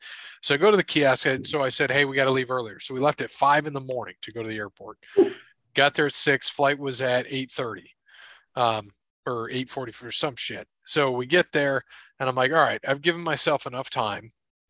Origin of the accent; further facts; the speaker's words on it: Philadelphia, Pennsylvania, United States; So why I am … from Philadelphia today.